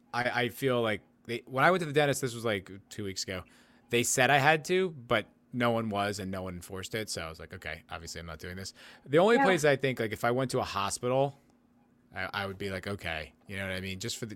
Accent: Texas, United States; What? I'm from Texas.

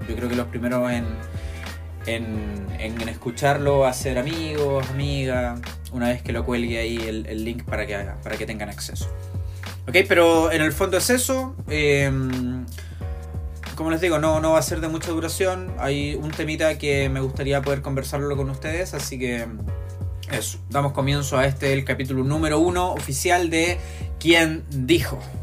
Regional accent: Viña del Mar, Valparaíso, Chile; soy de Viña del Mar

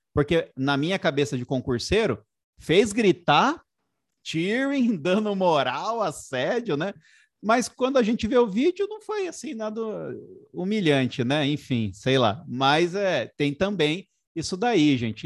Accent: Sorocaba, São Paulo, Brazil; na minha cidade natal, lá em Sorocaba

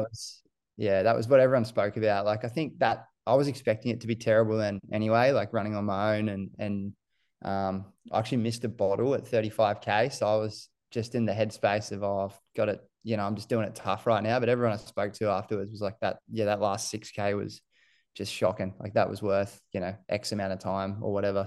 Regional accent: Gold Coast, Queensland, Australia; also born or lived in New Zealand; I moved here from New Zealand when we was, uh, I must have been seven, six or seven, and I went to Coomer Anglican College up the northern end of the coast, and I just went there all the way through to year twelve

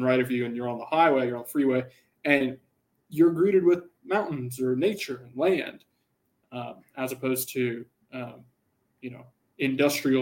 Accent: Texas, United States; moved away as an adult; also born or lived in Denton, Texas; now in Southern California, United States; growing up in Texas, you don't see mountains unless you're all the way in El Paso

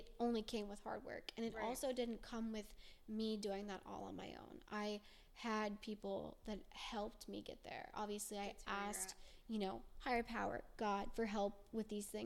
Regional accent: Las Vegas, Nevada, United States; when I was growing up in Vegas, I lived with roommates

